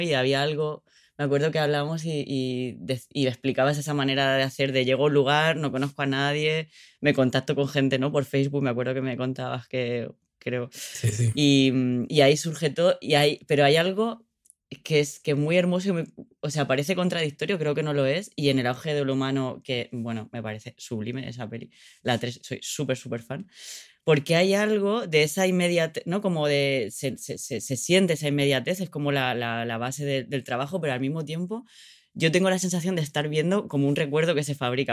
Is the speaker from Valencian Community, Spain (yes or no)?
yes; Orihuela, Valencian Community, Spain; moved away as an adult; mi pueblo, que es un pueblo donde nací, donde crecí en, el sur de España, que se llama Orihuela